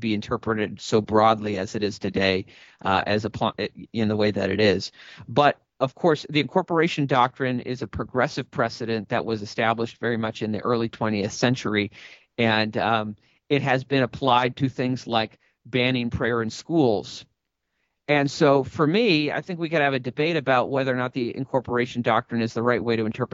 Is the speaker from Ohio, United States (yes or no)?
no; Maine, United States; Maine playing a role in that, my home state